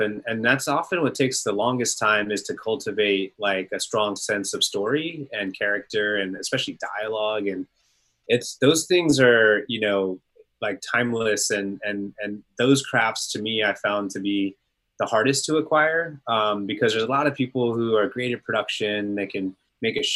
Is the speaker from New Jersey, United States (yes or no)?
no; Northern California, United States; I grew up in Northern California